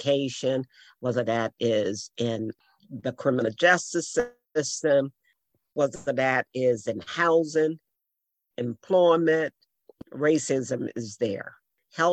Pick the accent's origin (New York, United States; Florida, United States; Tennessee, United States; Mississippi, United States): Mississippi, United States; moved away; I grew up in Mississippi